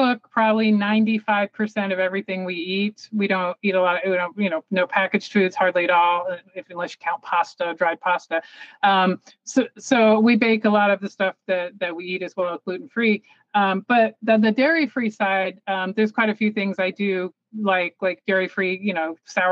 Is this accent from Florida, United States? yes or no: yes; Tarpon Springs, Florida, United States; moved away; I grew up in Florida, in the Tarpon Springs area